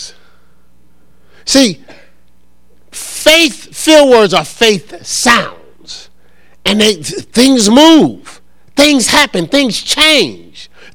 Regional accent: Newark, New Jersey, United States; I grew up in Newark with foster parents

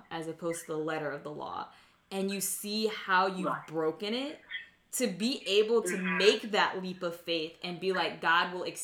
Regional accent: United States; born or raised there

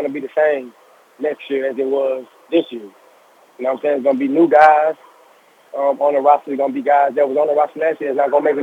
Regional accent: Louisiana, United States; I have a boys to men mentorship going on in Louisiana from my hometown

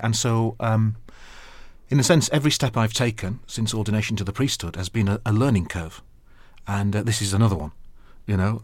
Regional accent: Sheffield, Yorkshire and the Humber, United Kingdom; moved away as an adult; now in London, United Kingdom; I'm from Yorkshire

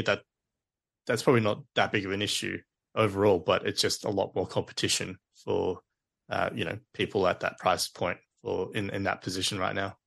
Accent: Queensland, Australia; as a Queenslander

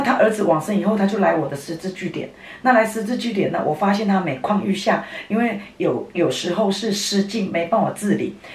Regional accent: Nantou City, Nantou County, Taiwan; 我在南投市长大没有离开过，所有的选民服务，所有的，的工作都在这里，我都把南投市当成自己的家一样

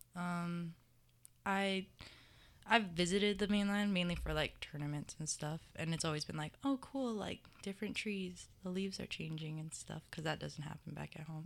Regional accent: Mililani, Hawaii, United States; moved away as an adult; I'm from Mililani, Oahu.

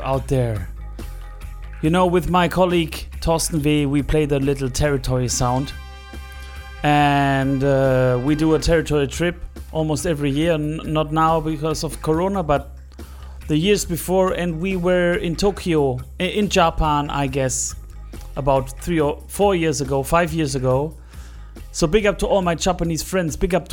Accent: Stuttgart, Baden-Württemberg, Germany; in Stuttgart play in my hometown.

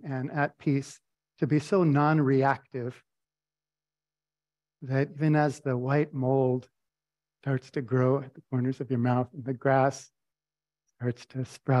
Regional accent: Albuquerque, New Mexico, United States; I grew up in the Albuquerque Friends Meeting

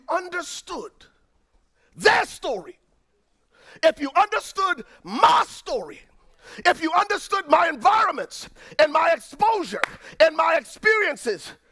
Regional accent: Liberia; moved away; I grew up in Liberia, West Africa

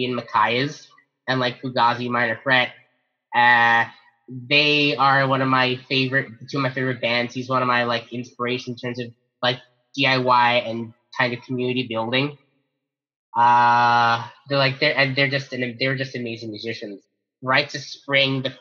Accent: Mississauga, Ontario, Canada; my hometown of Mississauga, Ontario

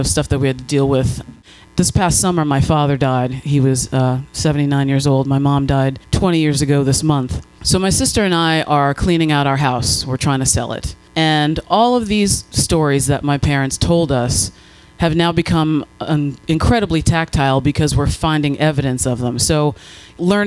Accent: Allentown, Pennsylvania, United States; I grew up in Allentown, Pennsylvania

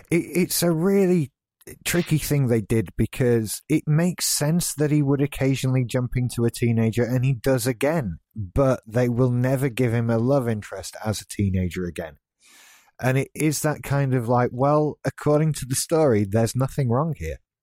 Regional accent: United Kingdom; being British

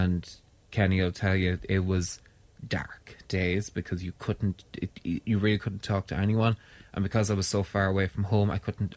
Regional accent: Ireland; I came home from Ireland, or came home to Ireland in July 23rd

